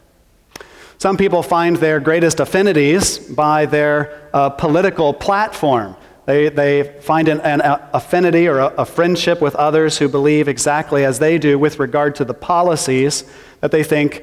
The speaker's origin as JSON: {"language": "English", "region": "Missouri", "country": "United States", "said": "I'm from Missouri"}